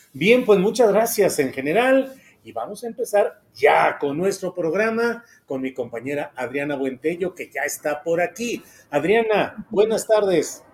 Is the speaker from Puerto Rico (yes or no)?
no; northern Mexico, Mexico; moved away; yo soy norteño, yo soy de por acá, de por estos rumbos